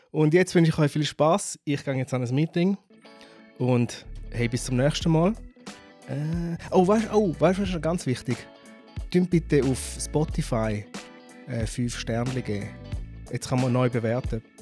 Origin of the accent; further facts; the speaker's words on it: Zurich, Switzerland; wir sind da in Zürich aufgewachsen, beide.